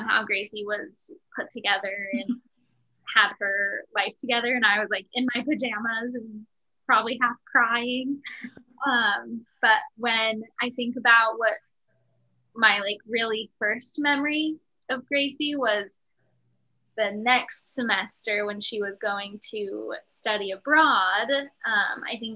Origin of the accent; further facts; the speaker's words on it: Utah, United States; now in Washington, D.C., United States; I am from Utah. I think that's maybe why I don't identify as a Virgo, is because I rolled in dirt too much as a child.